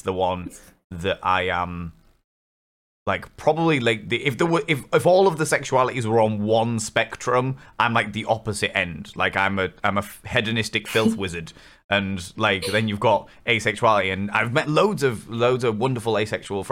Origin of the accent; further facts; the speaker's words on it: England, United Kingdom; I'm English Catholic school